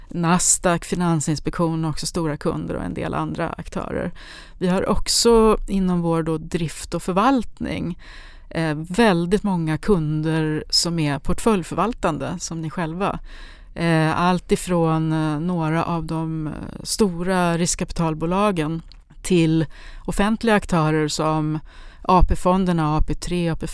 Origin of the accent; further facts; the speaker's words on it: Sundsvall, Västernorrland County, Sweden; now in Danderyd, Sweden; Jag kommer ursprungligen från Sundsvall, är civilingenjör från Chalmers inom industriell ekonomi. Jag bor i Danderyd